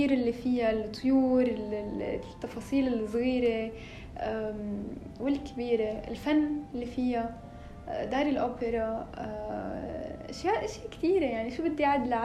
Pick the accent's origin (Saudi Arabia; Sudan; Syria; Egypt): Syria; فلما بيسالوني انه انت من وين بقول لهم من سوريا بيقولوا لي واو بلد كثير حلوه